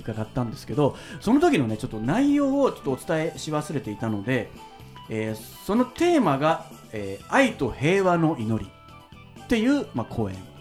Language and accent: Japanese; Yamaguchi, Japan; 僕はあの山口県出身なので